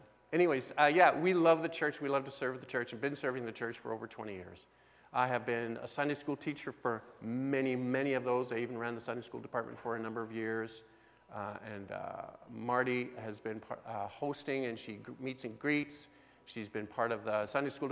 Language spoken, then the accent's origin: English; Osler, Saskatchewan, Canada; We come from Osler, Saskatchewan.